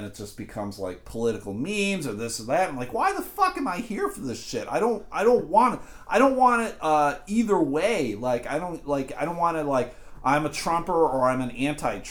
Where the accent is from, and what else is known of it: Clarence, New York, United States; born or raised there; moved away